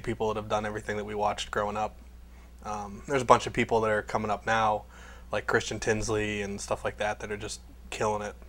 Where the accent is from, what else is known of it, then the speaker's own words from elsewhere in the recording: Cleveland, Ohio, United States; moved away as an adult; now in Burbank, United States; I'm from Cleveland originally, uh-huh. but I live uh, in Burbank. I've been in California for ten years.